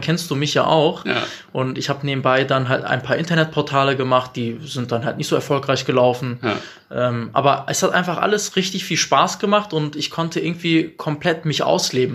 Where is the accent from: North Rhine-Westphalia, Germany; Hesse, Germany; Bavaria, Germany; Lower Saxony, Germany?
North Rhine-Westphalia, Germany; Bielefeld; bin Bielefelder mit türkischem Migrationsvordergrund.